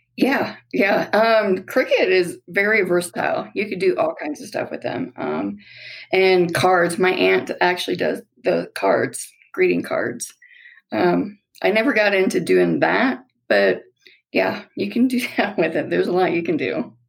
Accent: Nebraska, United States; moved away as an adult; also born or lived in Colorado Springs, Colorado; now in Elizabeth, United States; We're originally from Nebraska. Well, I am.

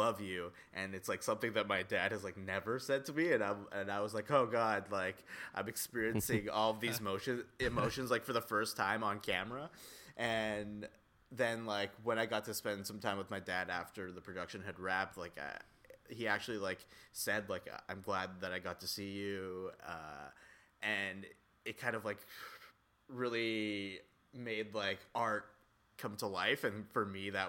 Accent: Coaldale, Alberta, Canada; moved away as an adult; now in Toronto, Canada; go back to Coaldale, Alberta, where I'm from

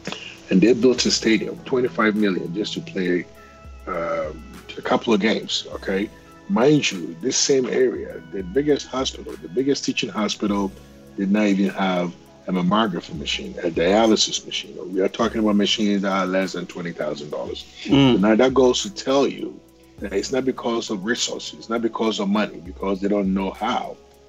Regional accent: Ghana; as a young boy in Ghana, you know, you growing up in Africa

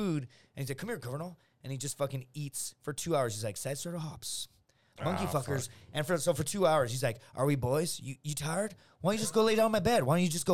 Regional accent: Laredo, Texas, United States; my hometown, from Laredo

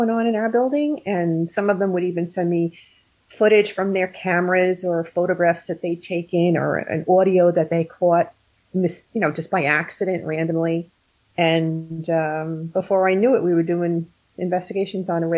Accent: New York, United States; also born or lived in New Jersey; now in Sussex County, New Jersey, United States; I'm from New Jersey, originally from New York, but been living in Jersey longer than I did in New York growing up.

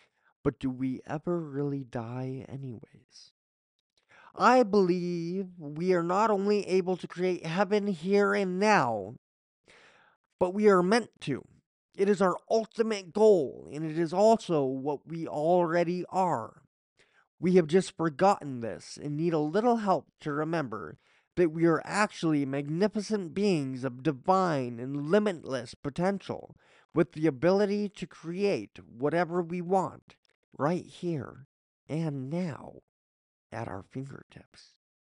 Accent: Coffs Harbour, New South Wales, Australia; I remember being in a car trip from my hometown of Coffs Harbour to Sydney with my parents when I was about 6 years old. I literally thought we were leaving Australia, because to me, Coffs Harbour was Australia.

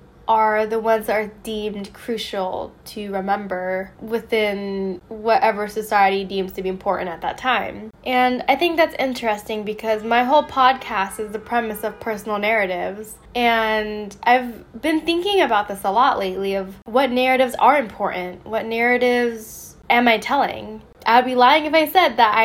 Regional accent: a suburb of Las Vegas, Nevada, United States; moved away as an adult; also born or lived in San Diego / New York / Florence; I am moving out of my hometown. And what's funny is I always poke fun at my hometown. It's a suburb from Vegas

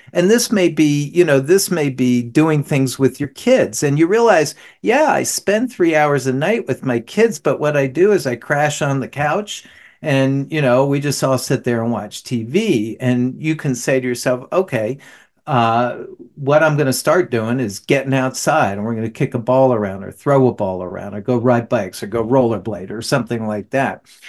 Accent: New Jersey, United States; moved away; also born or lived in the South; I'm from New Jersey originally

